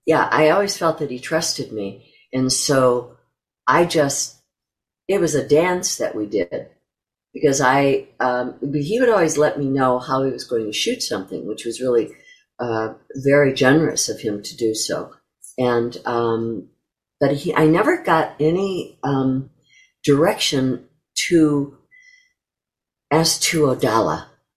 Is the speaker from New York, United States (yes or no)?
yes; New York, United States; I was a stage actress and that I came from New York